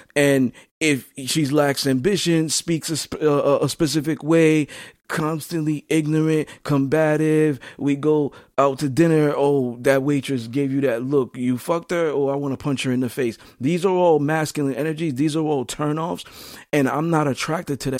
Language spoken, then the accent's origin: English; New York City, New York, United States; I'm from Flatbush, Brooklyn, Brownsville, Crown Heights. I moved around.